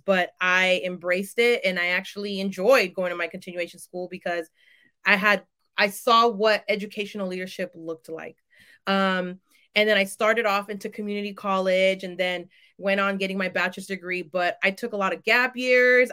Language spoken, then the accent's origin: English; San Francisco Bay Area, California, United States; I am from the San Francisco Bay Area